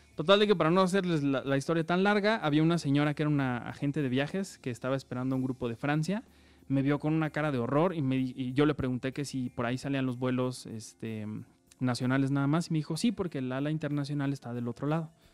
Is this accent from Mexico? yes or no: yes; Mexico; soy de México